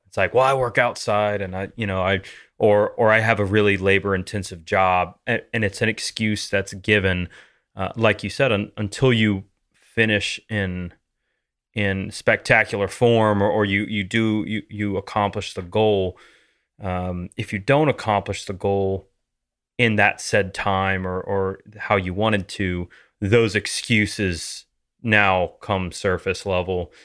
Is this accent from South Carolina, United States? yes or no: no; Louisiana, United States; growing up in Louisiana